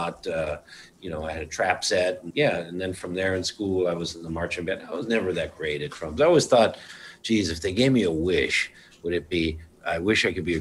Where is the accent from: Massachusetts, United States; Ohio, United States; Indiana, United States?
Massachusetts, United States; Brookline; moved away as an adult; also born or lived in Eugene, Oregon / Drain, Oregon / Amsterdam / Berlin; now in New York City, United States; I grew up in Brookline, Massachusetts